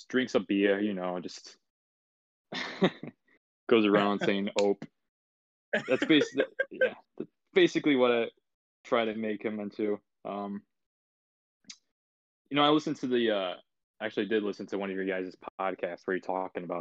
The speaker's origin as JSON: {"language": "English", "region": "Midwest", "country": "United States", "also_born_or_lived": "Michigan", "said": "because I'm from the Midwest, I say refrigerator"}